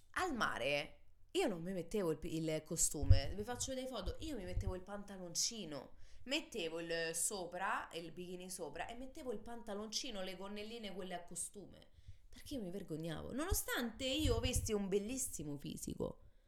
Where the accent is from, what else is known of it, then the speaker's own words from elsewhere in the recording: Italy; che siamo purtroppo nate e cresciute in Italia